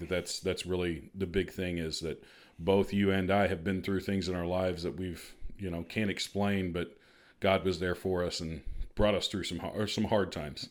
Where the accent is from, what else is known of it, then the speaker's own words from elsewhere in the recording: Marion, Illinois, United States; also born or lived in Missouri; I'm originally from Marion, so we're both Southern Illinois, born and raised.